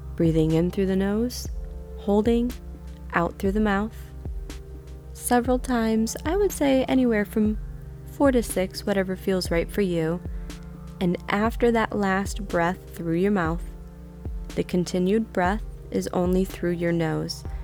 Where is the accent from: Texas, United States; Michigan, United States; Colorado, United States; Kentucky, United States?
Michigan, United States; Niles; now in Indiana, United States; My hometown of Niles, Michigan